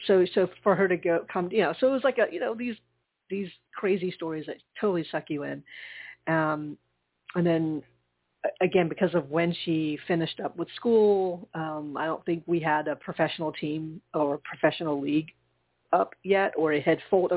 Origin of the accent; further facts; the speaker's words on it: Charleston, United States; moved away; my hometown because it's not like I don't live there. Anymore. I don't, but my parents